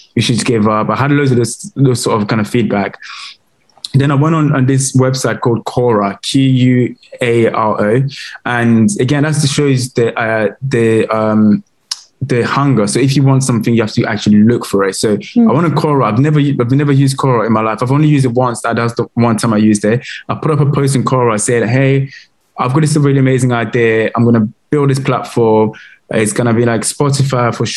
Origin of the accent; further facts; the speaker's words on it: London, United Kingdom; also born or lived in Congo / France; I grew up in Camden, in London.